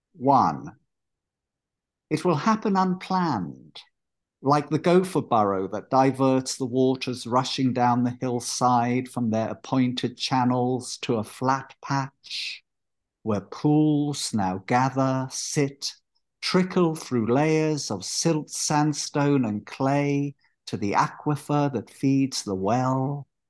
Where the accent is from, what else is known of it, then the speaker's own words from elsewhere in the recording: London, United Kingdom; accent: London; moved away as an adult; also born or lived in Israel / Haifa, Israel; now in Sebastopol, United States; It's mostly a London accent. I spent most of my life there, though I was born in Israel on a kibbutz